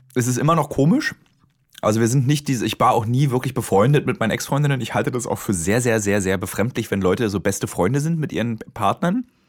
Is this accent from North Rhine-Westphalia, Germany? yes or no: no; Berlin, Germany; also born or lived in Hamburg; als Berliner hat man ja ein soziales Umfeld in Berlin